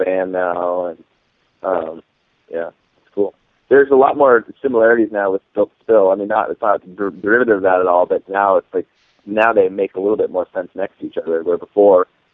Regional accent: Boise, Idaho, United States; I grew up in West Boise.

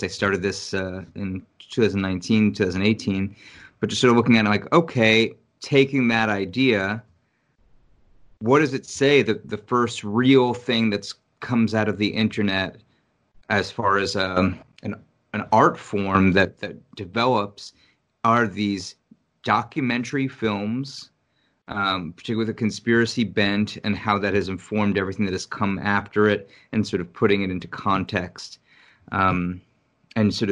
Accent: New York City, New York, United States; moved away as an adult; now in Richmond, United States; I was born and raised in New York, and I left in 2013

